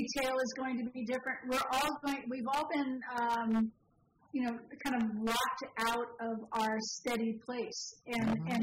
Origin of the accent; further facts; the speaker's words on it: San Francisco, California, United States; I grew up in San Francisco where you had single-family homes, flats, and some small apartments all on the same block